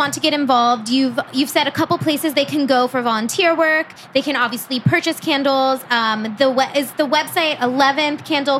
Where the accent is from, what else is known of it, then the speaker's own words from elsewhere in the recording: Columbus, Ohio, United States; our community, just from being from Columbus